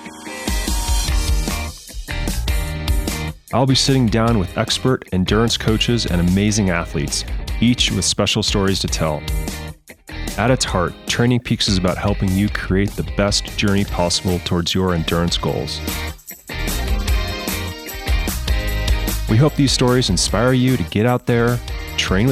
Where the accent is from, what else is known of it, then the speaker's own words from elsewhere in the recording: Fort Collins, Colorado, United States; I grew up in Fort Collins, which is about 30 miles away from Boulder